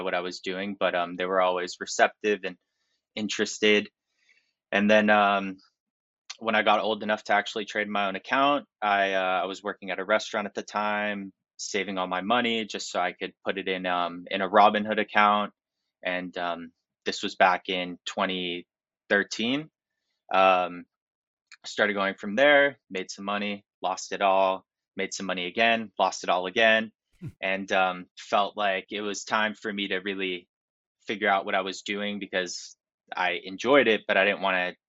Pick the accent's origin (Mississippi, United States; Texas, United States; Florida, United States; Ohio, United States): Florida, United States; Miami Beach; I grew up in Miami Beach